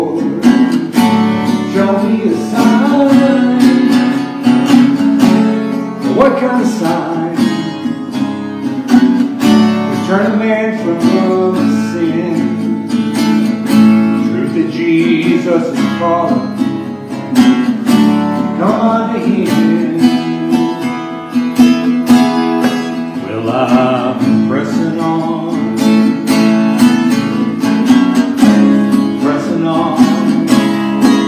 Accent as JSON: {"language": "English", "town": "Shawnee", "region": "Oklahoma", "country": "United States", "tie": "born or raised there", "moved": "yes", "lives_now": "Woodward, United States", "said": "I come from Woodward, live in Woodward. I was born in Shawnee"}